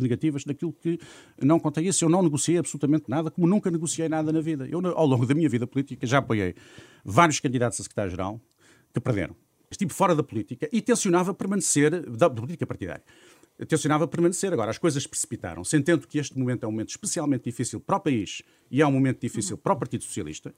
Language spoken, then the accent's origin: Portuguese; Amarante, Porto District, Portugal; em Amarante, até, que é a minha terra